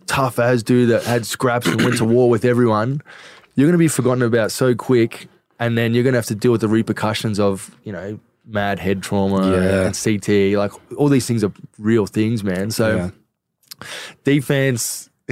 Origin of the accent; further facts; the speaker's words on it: Craigieburn, Victoria, Australia; I grew up in Craigieburn